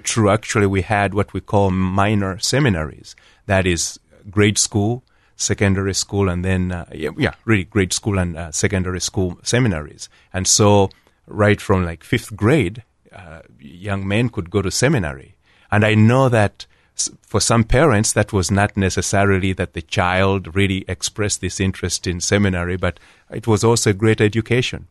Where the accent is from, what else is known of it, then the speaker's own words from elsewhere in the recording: Kampala, Central Region, Uganda; moved away as an adult; also born or lived in Columbus, Ohio; now in Canal Winchester, United States; I was born in Uganda, at Kampala, Uganda, and I was one of, uh, eight, uh, and, uh, my father and mother Catholic, and, uh, four brothers and three sisters, and we all, uh, grew up there